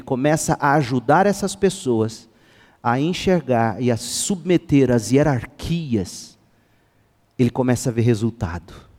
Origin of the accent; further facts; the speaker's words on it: Goiás, Brazil; Nós brasileiros, goianos então, e eu sou goiano